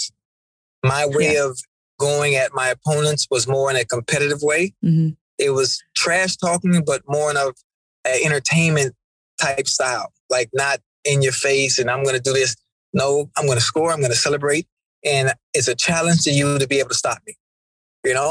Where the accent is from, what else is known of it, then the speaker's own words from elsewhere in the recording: Miami, Florida, United States; I'm from Liberty City, which is an okay area